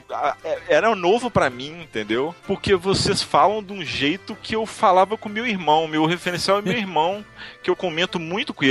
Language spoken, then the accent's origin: Portuguese; Belo Horizonte, Minas Gerais, Brazil; Eu fui pra Fortaleza, porque aqui em Belo Horizonte não tem, eu sou de Belo Horizonte.